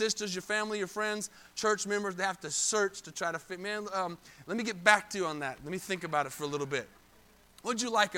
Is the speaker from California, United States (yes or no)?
no; Arizona, United States; now in Texas, United States; I'm from Arizona. I'm not from Texas.